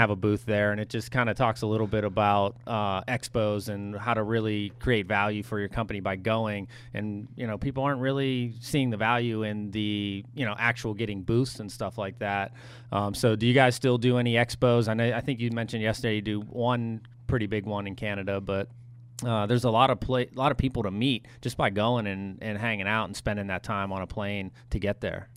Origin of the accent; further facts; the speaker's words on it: United States; as an American